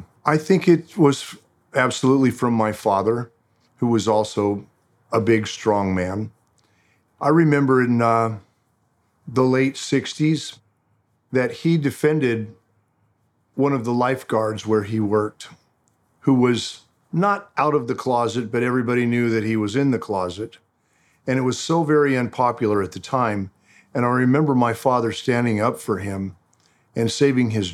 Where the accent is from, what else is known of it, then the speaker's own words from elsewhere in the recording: Huntington Beach, California, United States; also born or lived in Glendale, California; I was born in Glendale, California, raised in Huntington Beach, California